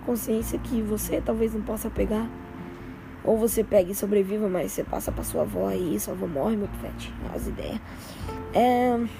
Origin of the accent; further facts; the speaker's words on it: São Paulo, Brazil; Sou paulista, né? Sou, de, sou paulista